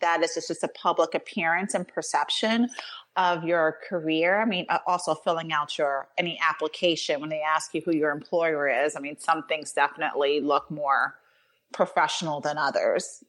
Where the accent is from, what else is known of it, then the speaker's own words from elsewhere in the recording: New York, United States; now in Pittsburgh, United States; I was born in New York, I was a New Yorker, and now I live in Pittsburgh